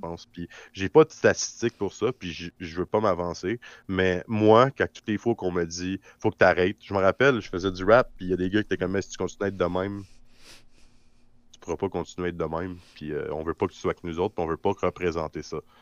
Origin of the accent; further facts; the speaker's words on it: Quebec, Canada; ma vraie place en tant que Québécois